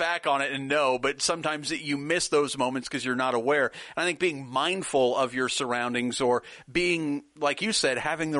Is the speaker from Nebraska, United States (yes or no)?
yes; Nebraska, United States; now in Texas, United States; I live in Texas, and I'm from Nebraska.